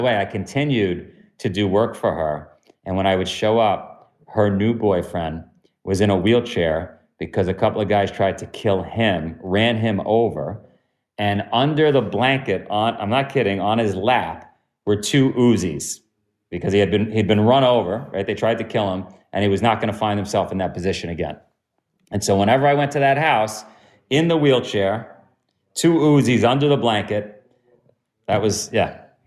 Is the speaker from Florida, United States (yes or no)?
no; New York City, New York, United States; also born or lived in Ithaca; I'm from Queens